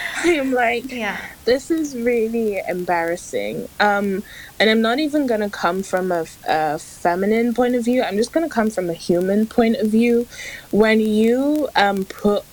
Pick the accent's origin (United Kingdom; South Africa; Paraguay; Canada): United Kingdom; England; I'm from England